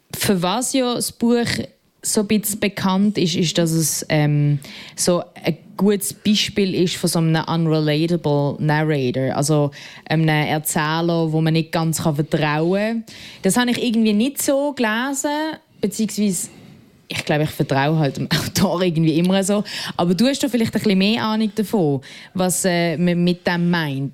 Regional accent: Basel, Basel-Stadt, Switzerland; aus Basel

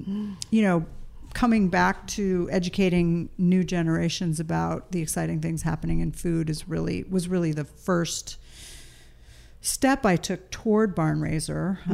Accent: East Coast, United States; moved away; we grew up on the East Coast

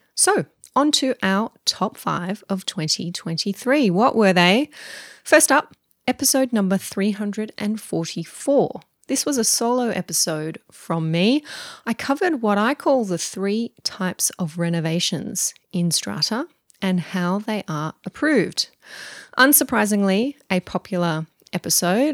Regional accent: Mudgee, New South Wales, Australia; my hometown of Mudgee

